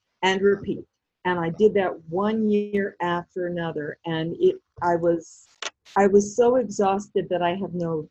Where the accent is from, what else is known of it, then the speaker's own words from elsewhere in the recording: New York City, New York, United States; growing up in the Bronx, but spending most of my grown-up childhood in Manhattan was just the right place to be growing up.